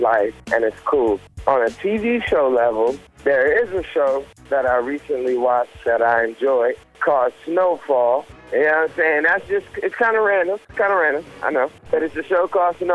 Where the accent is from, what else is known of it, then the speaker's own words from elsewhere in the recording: Las Vegas, Nevada, United States; we grew up in Vegas